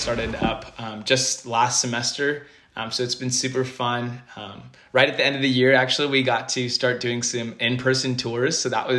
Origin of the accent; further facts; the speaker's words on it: Bay Area, California, United States; I'm from the Bay Area